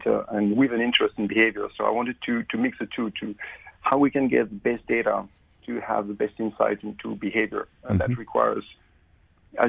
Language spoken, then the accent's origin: English; France; accent: French; moved away as an adult; also born or lived in London, United Kingdom; now in Queensland, Australia; as you make it from my accent, I'm actually French originally